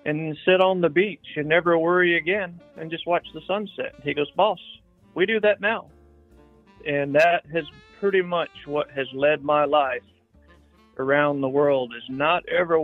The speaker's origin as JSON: {"language": "English", "region": "Tennessee", "country": "United States", "moved": "yes", "lives_now": "South Central Illinois, United States", "said": "I'm real hillbilly from Tennessee. That's home base is Tennessee"}